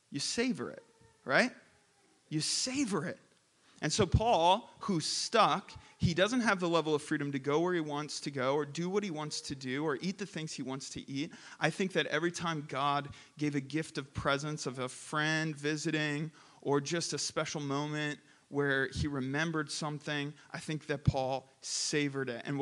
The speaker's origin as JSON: {"language": "English", "country": "Philippines", "tie": "born or raised there", "said": "I grew up in the Philippines for seven years, and there are many flavors in the Philippines that are not available here."}